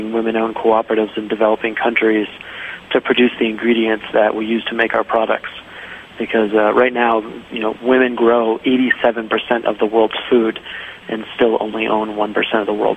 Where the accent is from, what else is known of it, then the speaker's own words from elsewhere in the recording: Rhode Island, United States; moved away as an adult; also born or lived in Jackson Hole, Wyoming / Nicaragua / Costa Rica; I grew up in Rhode Island, and when I was 18, I left Rhode Island